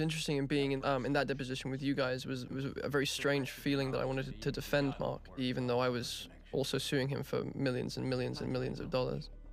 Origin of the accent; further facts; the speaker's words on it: England, United Kingdom; accent: English; my English accent